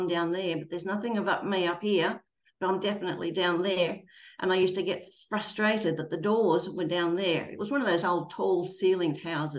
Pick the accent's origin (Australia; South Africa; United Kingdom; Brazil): Australia